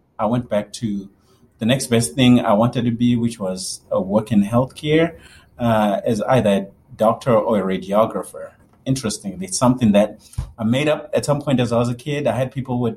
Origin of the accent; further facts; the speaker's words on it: Zimbabwe; moved away as an adult; also born or lived in Kentucky; now in United States; Born and raised in Zimbabwe, lived there all through high school.